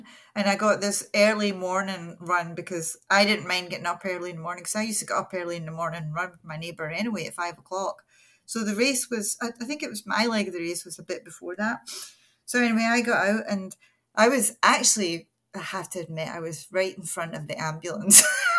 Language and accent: English; Scotland, United Kingdom; now in Canada; I live in Nova Scotia. I'm 66 years old. I'm happily retired. I retired right at the beginning of the pandemic, unfortunately. That put all my plans aside. I moved to Canada from Scotland